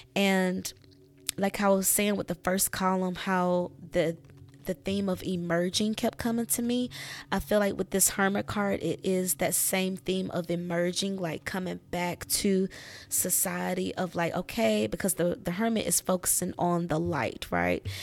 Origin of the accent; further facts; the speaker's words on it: United States; the U S, my home country